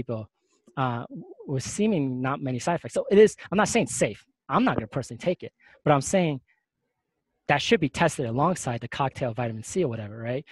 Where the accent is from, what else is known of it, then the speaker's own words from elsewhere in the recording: New York City, New York, United States; moved away; I'm from New York